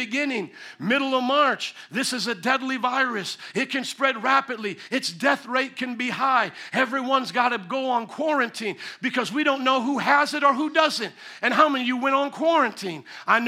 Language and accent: English; Indiana, United States; moved away; Indiana, my home state